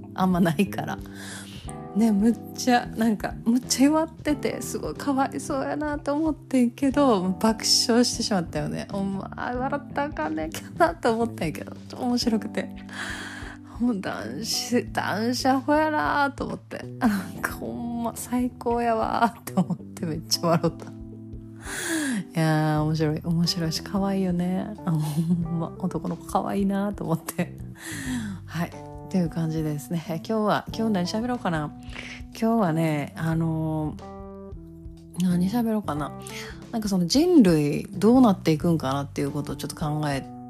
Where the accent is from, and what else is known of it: Kansai, Japan; accent: Kansai-ben